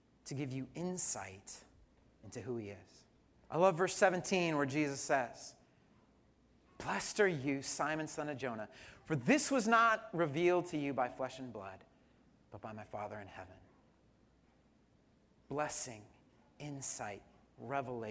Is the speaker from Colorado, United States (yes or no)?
yes; Colorado, United States; I hail from Colorado, and in Colorado we have cheesesteaks